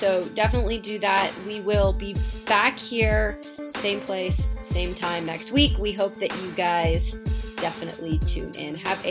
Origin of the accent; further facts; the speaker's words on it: West Coast, United States; growing up on the West Coast